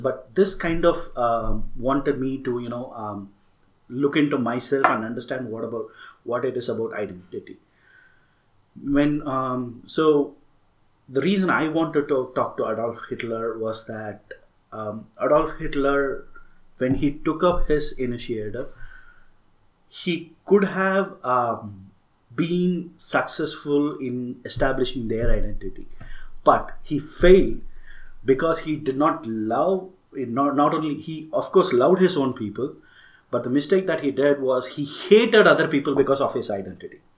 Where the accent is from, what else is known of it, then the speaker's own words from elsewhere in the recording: Tamil Nadu, India; I'm an Indian, I'm a Tamil, and uh, being in India and being from the south